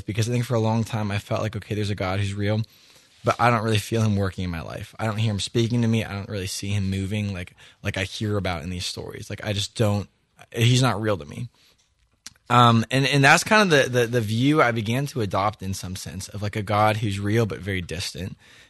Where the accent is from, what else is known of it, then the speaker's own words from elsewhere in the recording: Erie, Pennsylvania, United States; I grew up in Erie, Pennsylvania, with an amazing family that loves Jesus and loves to raise us up